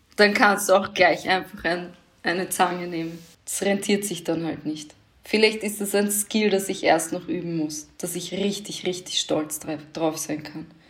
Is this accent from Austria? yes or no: yes; Austria; Bin halt in Österreich aufgewachsen